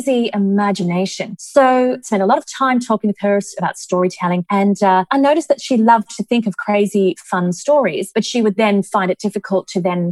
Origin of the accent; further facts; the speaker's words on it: Australia; moved away as an adult; now in Dubai, United Arab Emirates; we come from Australia